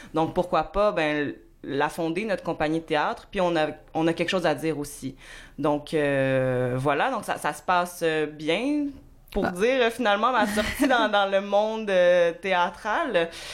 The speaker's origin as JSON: {"language": "French", "town": "Montreal", "region": "Quebec", "country": "Canada", "tie": "born or raised there", "also_born_or_lived": "Bromont", "said": "je suis né à Ville-la-Salle"}